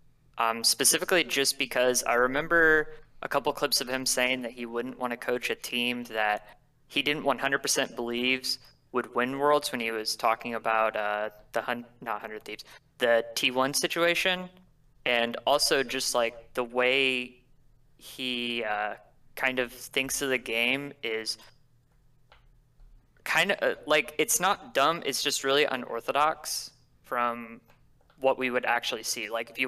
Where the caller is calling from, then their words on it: Greenwood, Indiana, United States; I'm calling from Greenwood, Indiana.